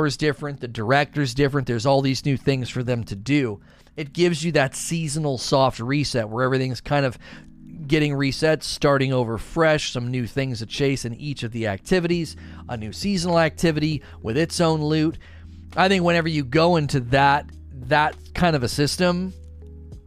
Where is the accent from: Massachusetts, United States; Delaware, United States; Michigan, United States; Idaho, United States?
Michigan, United States; also born or lived in Texas; I was born and raised in Michigan, went to Texas for about 4 years, but wanted to move back.